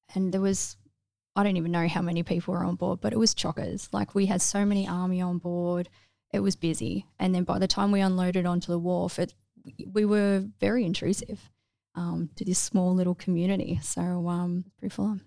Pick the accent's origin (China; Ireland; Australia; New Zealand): Australia; Melbourne, Victoria; moved away as an adult; I grew up in mostly Melbourne, but like, um, Peninsula, Mornington Peninsula area